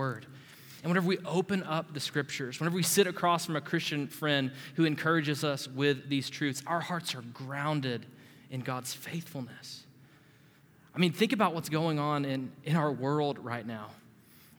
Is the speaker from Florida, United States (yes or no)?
yes; Panama City, Florida, United States; I'm from Panama City, Florida